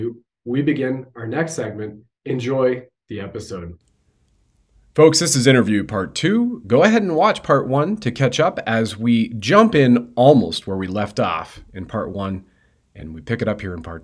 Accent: Canada

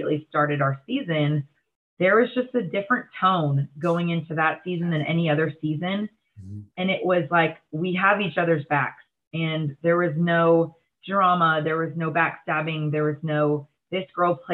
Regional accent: Texas, United States; moved away; it's my hometown. It's in the middle of nowhere in Texas

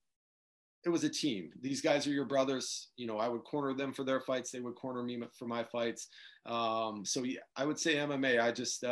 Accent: Detroit, Michigan, United States; Growing up in the Detroit area

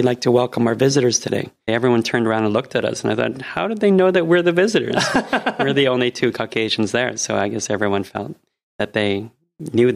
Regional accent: Mount Forest, Ontario, Canada; moved away as an adult; also born or lived in Toronto; now in Japan; I was born in Mount Forest, which is a farming community about 2 hours northwest of Toronto.

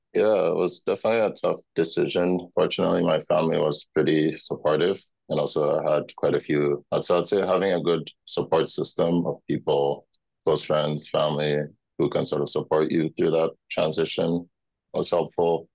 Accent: Accra, Greater Accra, Ghana; moved away as an adult; also born or lived in Indiana, United States; now in United States; I grew up in Ghana. It's in Accra, Ghana.

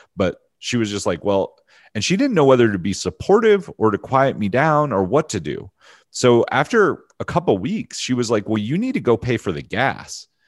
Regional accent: Pennsylvania, United States; also born or lived in Hershey, Pennsylvania / Philadelphia / Harrisburg / Findlay, Ohio; small town Pennsylvania. Uh, originally born in Hershey

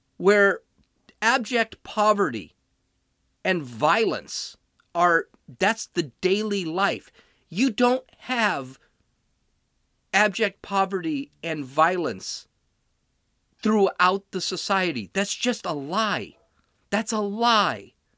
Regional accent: California, United States; I'm from California

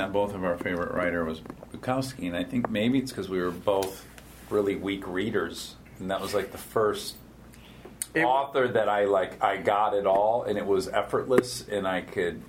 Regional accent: Michigan, United States; as a kid growing up in Michigan

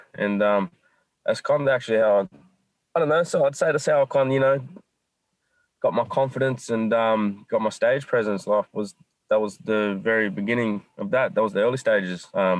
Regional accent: Nowra, New South Wales, Australia; moved away as an adult; now in Sydney, Australia; I left Nowra, you know. I was born and raised down

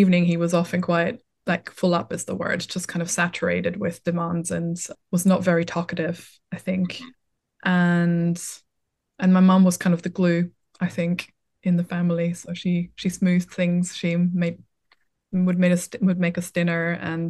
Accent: Vienna, Austria; English is a second language; moved away as an adult; now in Brighton, United Kingdom; I'm an only child. I grew up in Vienna

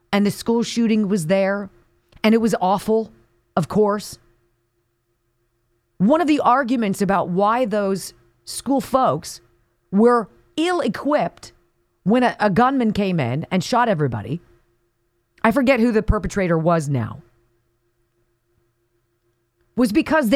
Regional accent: Enterprise, Alabama, United States; There was a newlywed couple from my hometown of Enterprise, Alabama, named Angel and Jeremy Say.

